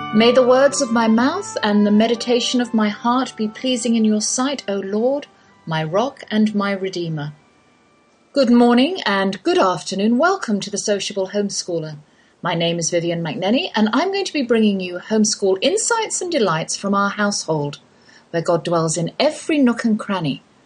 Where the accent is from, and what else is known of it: England, United Kingdom; accent: English; moved away as an adult; now in Texas, United States